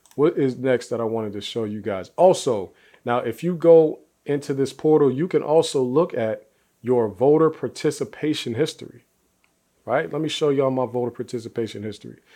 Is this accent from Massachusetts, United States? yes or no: no; Youngstown, Ohio, United States; I'm from Youngstown, Ohio, one of the most impoverished cities in the country